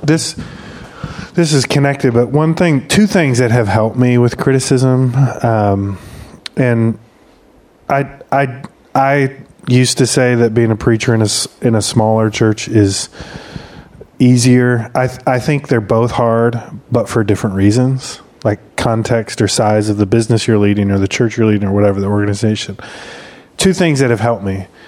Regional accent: Michigan, United States; moved away; where I grew up in Michigan

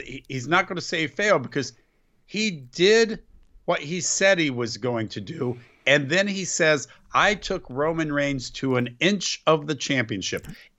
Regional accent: Ohio, United States; I'm from Ohio.

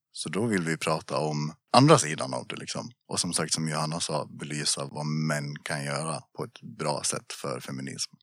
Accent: Gustafs, Dalarna County, Sweden; also born or lived in Borlänge; Jag är väl från, eh, från byn Gustafs

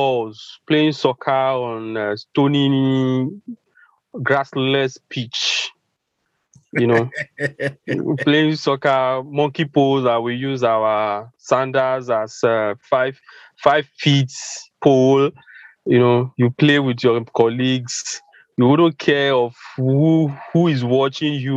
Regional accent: Ibadan, Oyo, Nigeria; I was born and bred in Ibadan, Nigeria

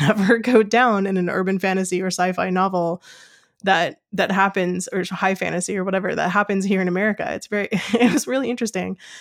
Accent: United States; I am an American who's used to reading American books

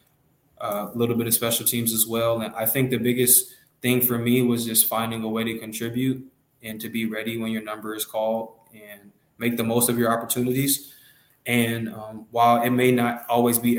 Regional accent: Los Angeles, California, United States; moved away as an adult; I grew up in Los Angeles, California, and I was raised in South Central Los Angeles, California.

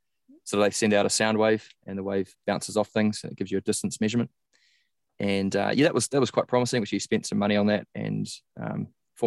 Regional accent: New Zealand; I started out as a top junior in New Zealand. I'm from New Zealand

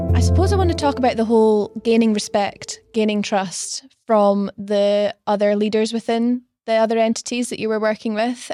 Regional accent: Stonehaven, Scotland, United Kingdom; moved away as an adult; also born or lived in London; I grew up in Stonehaven, tiny little town on the, on the northeast coast of Scotland

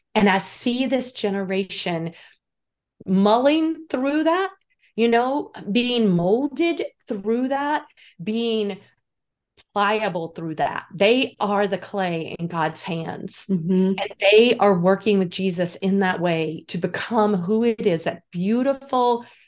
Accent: North Carolina, United States; Lord, I'm from North Carolina originally.

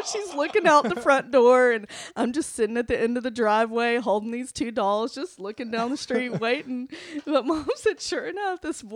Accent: Montgomery, Alabama, United States; also born or lived in Homewood, Alabama; I grew up in Montgomery

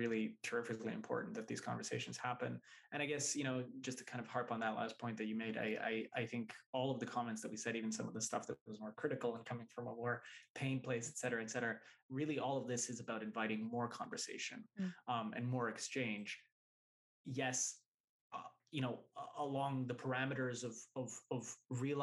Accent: Vancouver, British Columbia, Canada; the guys that I grew up with in Vancouver, Canada

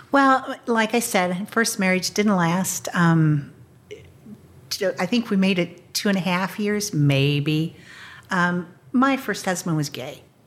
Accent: Topeka, Kansas, United States; moved away; grew up in Topeka, Kansas

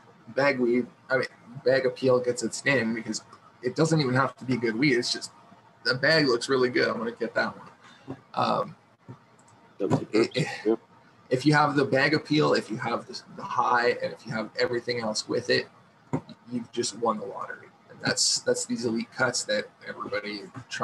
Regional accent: Canada; I'm Canadian

